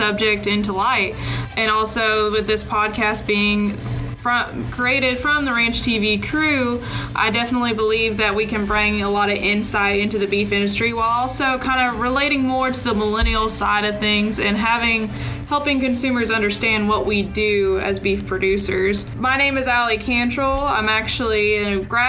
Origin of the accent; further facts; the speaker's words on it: Weatherford, Texas, United States; I grew up in Weatherford, Texas